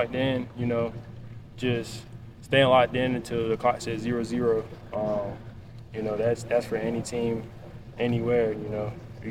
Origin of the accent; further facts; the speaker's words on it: Alabama, United States; Because I'm from Alabama, so, you know, just wanted to be by my family.